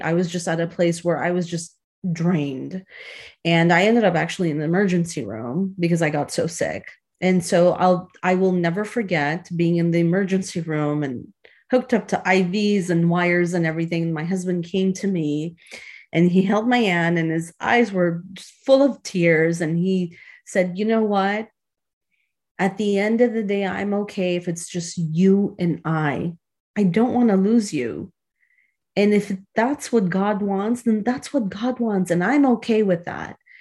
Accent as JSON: {"language": "English", "town": "Chicago", "region": "Illinois", "country": "United States", "tie": "born or raised there", "said": "a childhood friend that I grew up with in Chicago"}